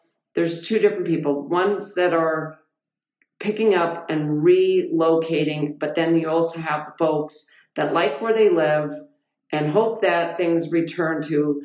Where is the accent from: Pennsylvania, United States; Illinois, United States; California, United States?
California, United States; East Bay; moved away; I grew up in California in the East Bay area